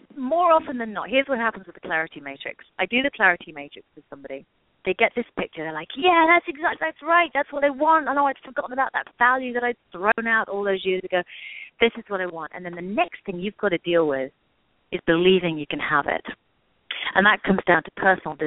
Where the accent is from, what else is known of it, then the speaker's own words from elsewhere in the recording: England, United Kingdom; moved away; I grew up in England.